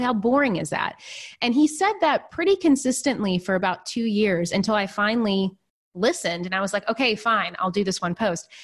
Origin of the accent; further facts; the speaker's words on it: Nashville, Tennessee, United States; moved away as an adult; also born or lived in New York City; I'm originally from a really small town in Tennessee, and then I grew up in Nashville